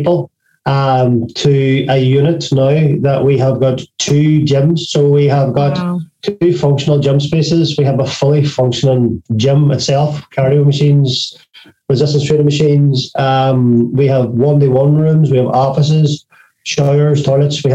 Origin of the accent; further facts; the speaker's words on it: Derry, Northern Ireland, United Kingdom; accent: Irish; we're Irish